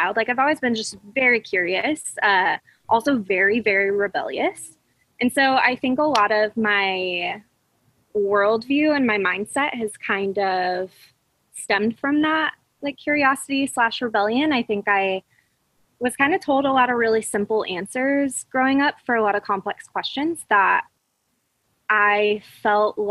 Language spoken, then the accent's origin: English; Fresno, California, United States; now in Orange County, United States; I grew up in the Central Valley of California, which is like conservative hub of California